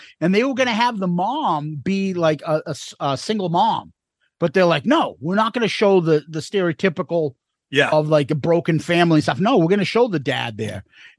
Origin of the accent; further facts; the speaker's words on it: Boston, Massachusetts, United States; We're from Boston, so we got the WWF and the New York channels.